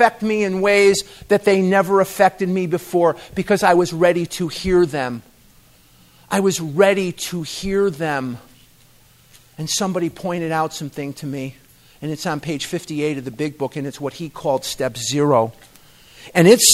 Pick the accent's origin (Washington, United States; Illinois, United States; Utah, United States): Illinois, United States; Chicago; moved away as an adult; also born or lived in Eugene, Oregon; now in Scottsdale, United States; I'm born and raised in Chicago